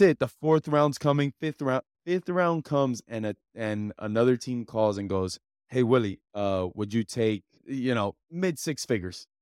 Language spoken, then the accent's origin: English; Hialeah, Florida, United States; I'm a kid from Hialeah